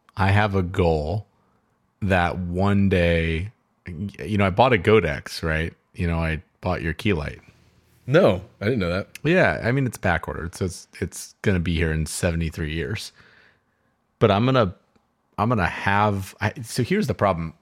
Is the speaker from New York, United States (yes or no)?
no; Southern California, United States; I grew up in Southern California listening to KFI AM 640